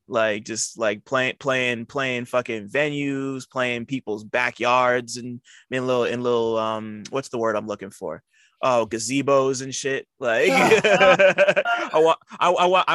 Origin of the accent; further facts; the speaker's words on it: New Jersey, United States; I'm from Jersey